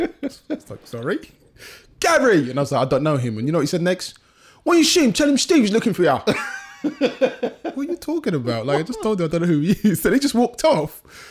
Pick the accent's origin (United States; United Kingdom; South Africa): United Kingdom; London; I grew up in Southeast London.